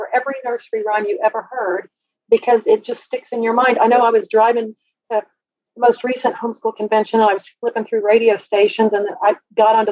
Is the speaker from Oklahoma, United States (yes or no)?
yes; Oklahoma City, Oklahoma, United States; I was raised in Oklahoma City